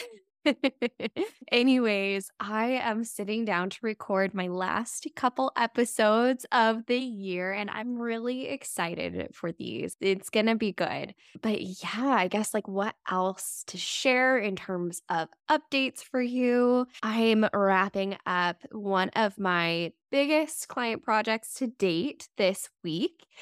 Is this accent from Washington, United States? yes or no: no; Las Vegas, Nevada, United States; moved away; I grew up in Las Vegas, so it's always fun for me to go back there and visit my hometown